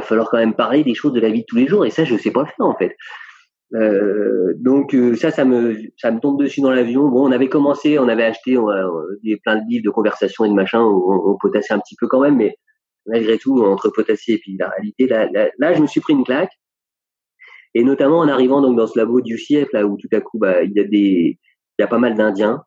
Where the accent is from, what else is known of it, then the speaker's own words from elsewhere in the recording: France; moved away as an adult; also born or lived in Compiègne / Ithaca, United States; en tant que français